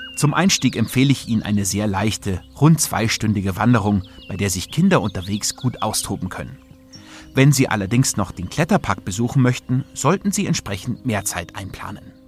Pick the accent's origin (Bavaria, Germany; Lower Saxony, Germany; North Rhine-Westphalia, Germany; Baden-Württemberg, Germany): Bavaria, Germany; Munich; meiner Heimatstadt München